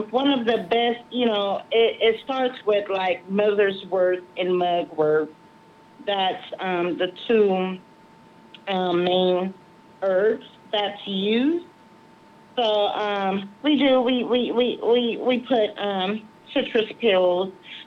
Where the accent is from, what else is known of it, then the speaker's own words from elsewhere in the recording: New Orleans, Louisiana, United States; now in Las Vegas, United States; I'm originally from New Orleans